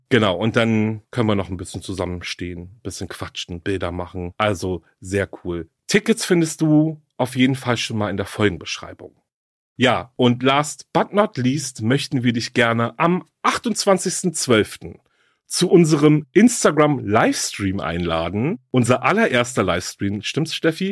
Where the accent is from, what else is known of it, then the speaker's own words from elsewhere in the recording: Berlin, Germany; Berlin ist ja meine Heimatstadt